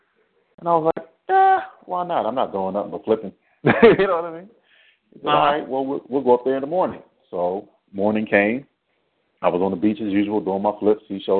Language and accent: English; East Coast, United States; also born or lived in Spain / Baltimore / Washington, D.C. / Florida; Well, actually, I was born in Spain. My dad was military, and he moved us to the East Coast. So I lived in Baltimore. I lived in D.C. I lived in Florida, New York.